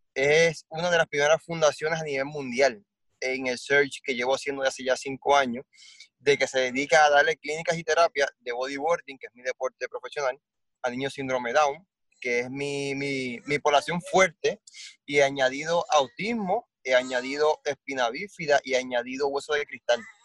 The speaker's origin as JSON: {"language": "Spanish", "country": "Puerto Rico", "said": "siendo el único puertorriqueño"}